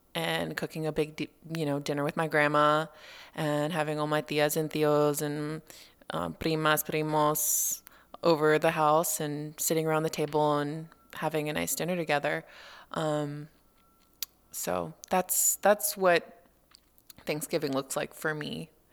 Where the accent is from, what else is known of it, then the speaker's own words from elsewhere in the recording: Los Angeles, California, United States; moved away; I grew up in Los Angeles